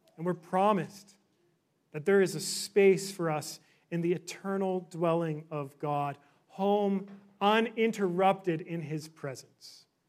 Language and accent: English; Victoria, British Columbia, Canada; moved away as an adult; also born or lived in Orlando; now in Vancouver, Canada; I grew up in Victoria